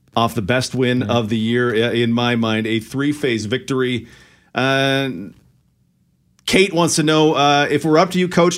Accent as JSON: {"language": "English", "town": "Okotoks", "region": "Alberta", "country": "Canada", "tie": "born or raised there", "said": "my next door neighbor growing up in Okotoks."}